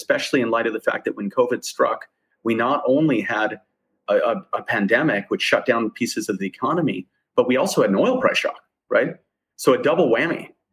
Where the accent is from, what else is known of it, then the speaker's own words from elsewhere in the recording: Arizona, United States; It's a tiny town in the middle of nowhere in Arizona